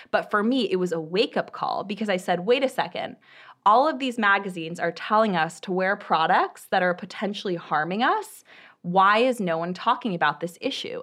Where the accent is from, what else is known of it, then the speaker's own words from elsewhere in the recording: Bay Area, California, United States; also born or lived in Boston; I grew up in the Bay Area